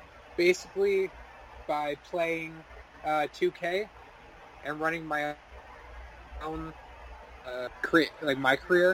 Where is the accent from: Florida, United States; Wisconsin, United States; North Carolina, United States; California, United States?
Wisconsin, United States; I got the Wisconsin Spinus thing because I'm from Wisconsin